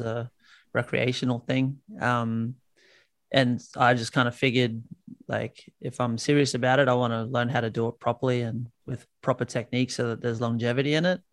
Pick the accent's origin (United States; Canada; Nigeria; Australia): Australia; accent: Aussie; you probably hear it in my accent, but I'm Aussie